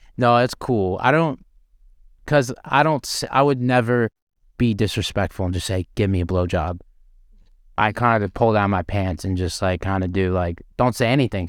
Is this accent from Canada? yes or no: yes; Canada; now in Las Vegas, United States; I'm a Canadian